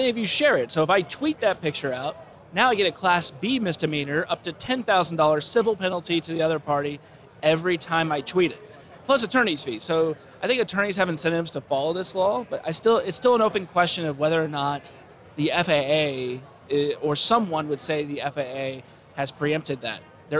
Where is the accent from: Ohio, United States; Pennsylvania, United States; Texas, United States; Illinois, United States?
Texas, United States; But my home state of Texas, they have one of the most restrictive drone laws in the country.